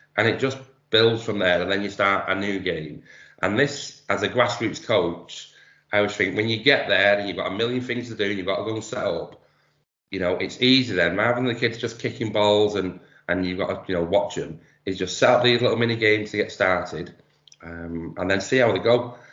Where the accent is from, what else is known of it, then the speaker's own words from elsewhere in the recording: Manchester, North West England, United Kingdom; accent: Manchester; I've been doing 3v3 in Manchester, you can probably tell from my accent